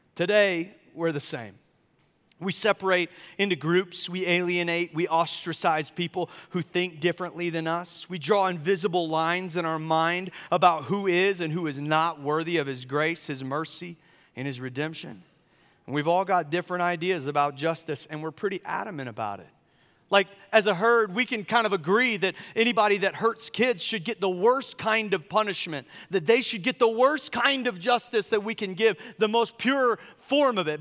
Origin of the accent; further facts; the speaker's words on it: Charleston, South Carolina, United States; also born or lived in California; now in Asheville, United States; I grew up in Charleston, South Carolina